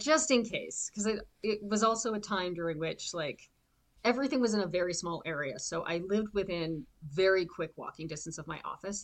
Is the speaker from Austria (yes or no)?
no; outside Toronto, southern Ontario, Canada; now in Vancouver, Canada; I currently live in Vancouver, BC, but I grew up in Ontario, in southern Ontario, outside Toronto